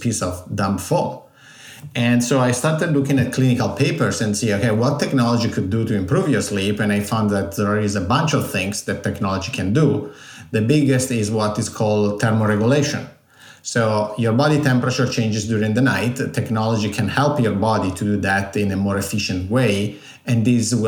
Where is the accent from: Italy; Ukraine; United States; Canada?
Italy; accent: Italian; English is a second language; moved away; I'm Italian, as you can guess from my accent. I was born and raised there.